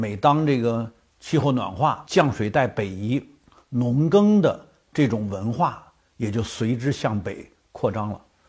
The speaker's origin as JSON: {"language": "Chinese", "country": "China", "said": "甚至可以说是我们中国人，"}